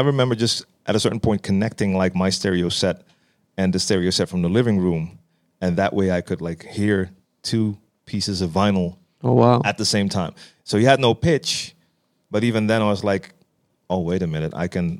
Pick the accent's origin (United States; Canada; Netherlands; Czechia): Netherlands; Amsterdam, North Holland; Born and raised in Amsterdam, and actually raised not that far from where we're sitting right now. It's probably like a 15-minute walk from my entire youth.